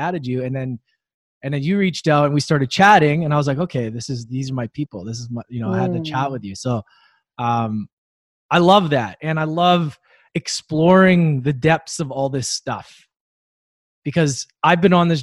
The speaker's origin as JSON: {"language": "English", "town": "Edmonton", "region": "Alberta", "country": "Canada", "tie": "born or raised there", "said": "I grew up in Edmonton, Alberta"}